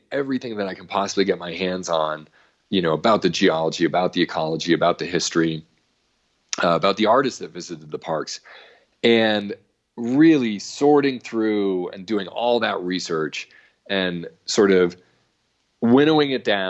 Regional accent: New England, United States; I was growing up in New England. I had no idea that Joshua Trees even existed.

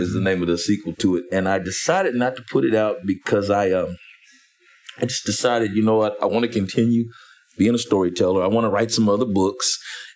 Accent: Wichita, Kansas, United States; also born or lived in Atlanta; I'm from Wichita, Kansas

